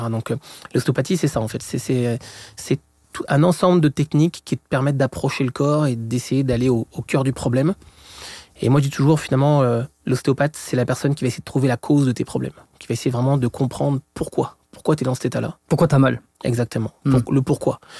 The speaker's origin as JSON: {"language": "French", "country": "France", "accent": "French", "moved": "as an adult", "lives_now": "Montreal, Canada", "said": "Et je suis français comme mon accent l'indique. Sur ça, c'est pour les Québécois qui, qui écouteraient le podcast. Et ça fait environ donc 17 ans que je suis au Québec."}